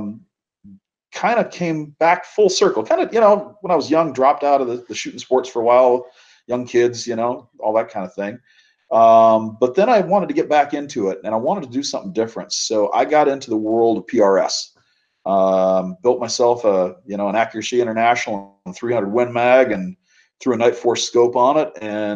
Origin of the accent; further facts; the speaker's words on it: Minnesota, United States; moved away; also born or lived in Wisconsin; I grew up in Minnesota, way up north in the cold